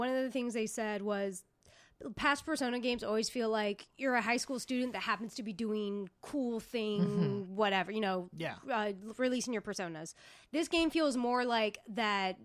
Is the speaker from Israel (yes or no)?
no; United States; as a American